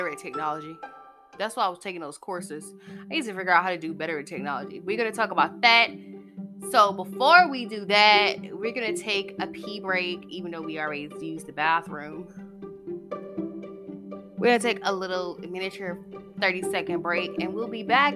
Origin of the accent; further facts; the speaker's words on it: near Rockdale County, Georgia, United States; That's not far from my hometown